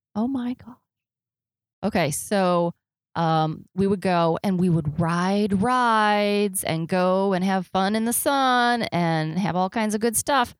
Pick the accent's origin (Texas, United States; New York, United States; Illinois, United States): Illinois, United States; Chicago; I grew up in Chicago, and north of Chicago is a little town called Gurnee, Illinois